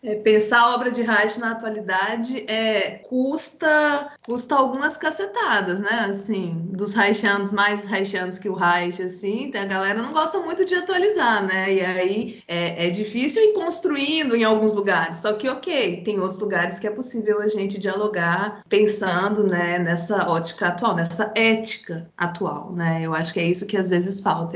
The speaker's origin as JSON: {"language": "Portuguese", "region": "Goiás", "country": "Brazil", "tie": "born or raised there", "also_born_or_lived": "Jataí", "said": "Eu, eu sou do interior do estado de Goiás, da cidade, cidade de Goiás"}